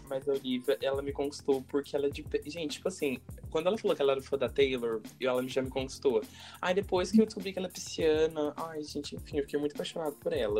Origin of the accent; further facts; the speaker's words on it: São Paulo, Brazil; Eu sou de São Paulo